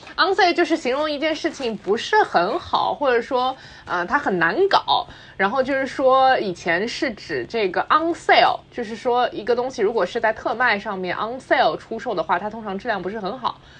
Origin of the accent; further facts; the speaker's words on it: Shanghai, China; 我们是这个上海人嘛，然后基本上就是小时候在家里我都是讲上海话的，所以，呃，到从，从幼儿园开始吧，基本上如果上了学之后，就开始在学校里面讲普通话